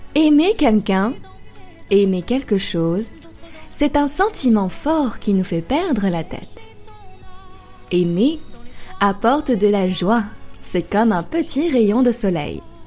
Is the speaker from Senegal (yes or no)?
no; France; also born or lived in Paris; Je suis française et j'habite à Paris. J'enseigne le français sur Weixin depuis deux ans maintenant.